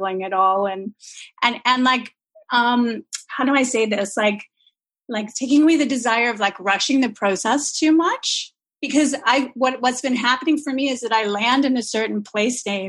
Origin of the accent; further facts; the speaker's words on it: Vancouver, British Columbia, Canada; I'm from Vancouver, the land itself